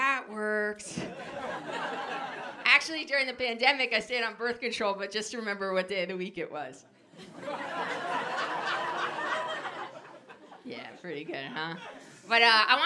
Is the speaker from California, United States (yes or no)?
no; New Jersey, United States; I grew up in New Jersey